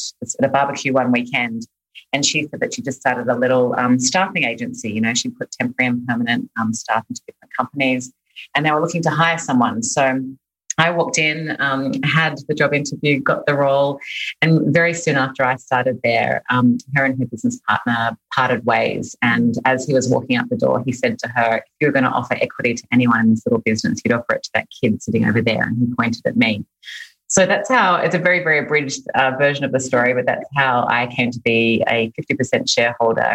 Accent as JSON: {"language": "English", "town": "Sydney", "region": "New South Wales", "country": "Australia", "tie": "born or raised there", "moved": "as an adult", "lives_now": "Los Angeles, United States", "said": "I'm Australian. I was born and raised in Sydney, Australia, and moved to LA 5 years ago now."}